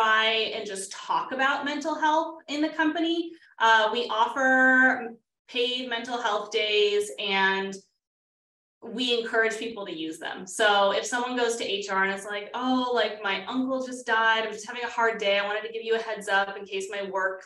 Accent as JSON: {"language": "English", "region": "West Coast", "country": "United States", "tie": "born or raised there", "also_born_or_lived": "Washington, D.C.", "moved": "as an adult", "said": "I grew up on the West Coast, moved to the East Coast, and started the company in Washington, D.C. in my late 20s."}